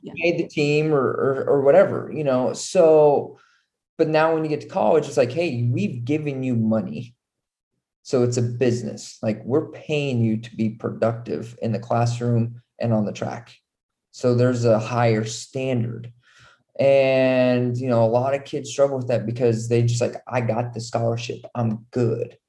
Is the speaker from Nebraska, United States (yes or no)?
yes; Nebraska, United States; moved away as an adult; also born or lived in Utah / Texas / North Carolina; I'm originally from Nebraska, small town in Nebraska.